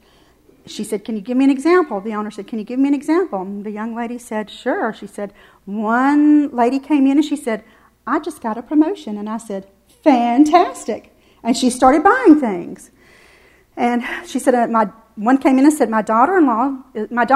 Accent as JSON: {"language": "English", "region": "the South", "country": "United States", "said": "I'm from the South"}